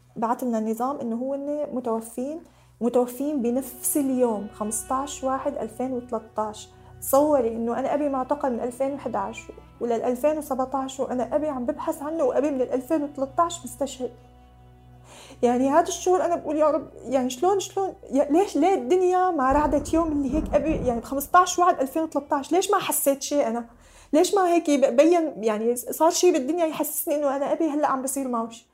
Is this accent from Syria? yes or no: yes; Syria; now in Lebanon; ولا بفكر اني ارجع على سوريا ابدا